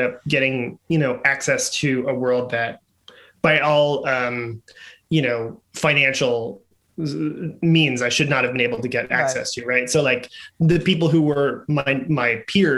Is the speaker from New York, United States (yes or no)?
yes; New York City, New York, United States; moved away as an adult; now in Los Angeles, United States; I grew up in the Upper West Side